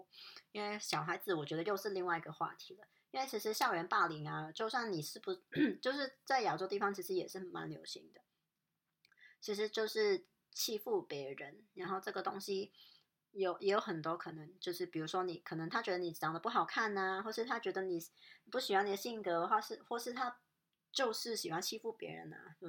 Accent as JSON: {"language": "Chinese", "country": "Hong Kong", "said": "告诉人家说哦我我是香港人，然后然后我我习惯平时可能是这样的"}